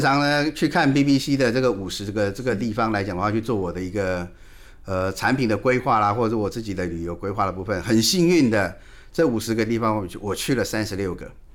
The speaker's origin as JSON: {"language": "Chinese", "country": "Taiwan", "said": "我们台湾话"}